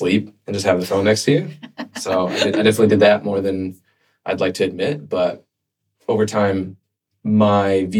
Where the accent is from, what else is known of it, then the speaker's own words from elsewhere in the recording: California, United States; moved away as an adult; also born or lived in Boston; I grew up in California. And then after college, I got a job and I was working in corporate. At IBM, and I moved to Boston for the training program